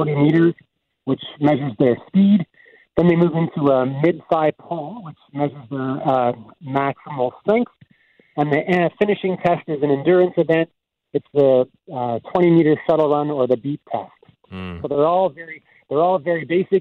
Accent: Winnipeg, Manitoba, Canada; also born or lived in Deloraine, Manitoba; spent a lot of time in Winnipeg growing up

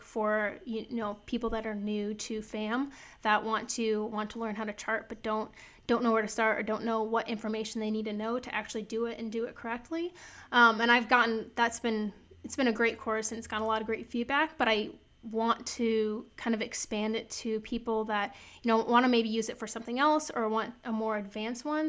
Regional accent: Iowa, United States; I'm from Iowa. I grew up in the country, like, meat and potatoes and bread sort of girl

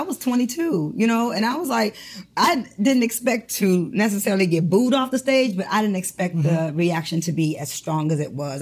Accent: Detroit, Michigan, United States; moved away as an adult; also born or lived in Brooklyn, New York; I'm from Detroit

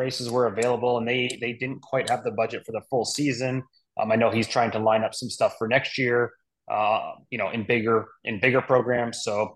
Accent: Toronto, Ontario, Canada; Toronto's my, you know, my hometown. I was born and raised just north of there

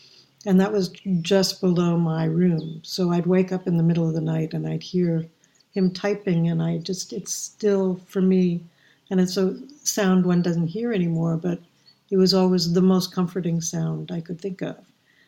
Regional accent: Palo Alto, California, United States; also born or lived in Chevy Chase, Maryland; I'm an academic brat. I grew up on college campuses all over America, but mostly I grew up in Stanford. My father was teaching at Stanford in Palo Alto, California, and then we moved to D.C., we were in Chevy Chase, Maryland.

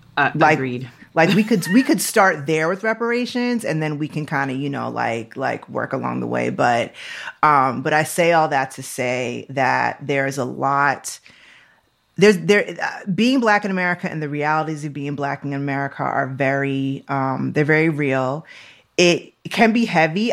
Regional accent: Syracuse, New York, United States; I was born in Syracuse, New York. Like, I was born upstate New York

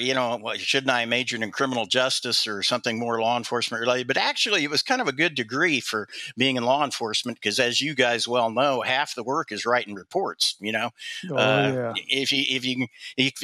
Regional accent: Junction City, Kansas, United States; moved away; growing up in Junction City, which is right next to Fort Riley

